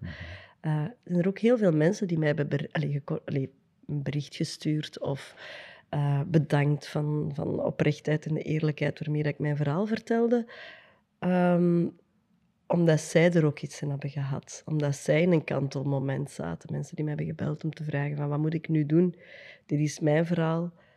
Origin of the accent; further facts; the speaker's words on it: Antwerp, Flanders, Belgium; we zijn van, eh, van het Kiel, ben ik wel super trots op.